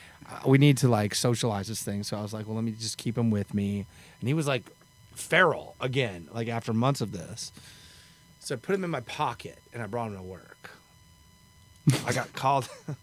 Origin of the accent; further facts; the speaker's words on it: Eugene, Oregon, United States; moved away as an adult; now in Nashville, United States; I'm from Eugene, Oregon, and I sold my horses and moved to Nashville in 1999.